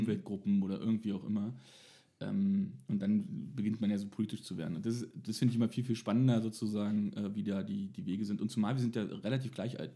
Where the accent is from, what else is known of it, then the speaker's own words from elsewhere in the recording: Frankfurt, Brandenburg, Germany; ich komme aus Ostdeutschland, Frankfurt-Oder